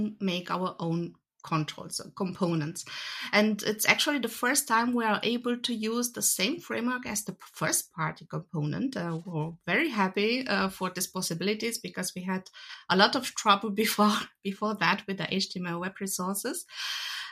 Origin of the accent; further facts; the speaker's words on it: Romania; now in Germany; I'm actually from Romania originally.